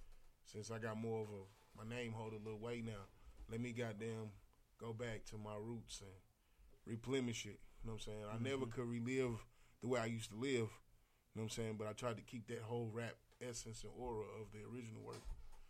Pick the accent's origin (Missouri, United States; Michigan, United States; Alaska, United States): Missouri, United States; St. Louis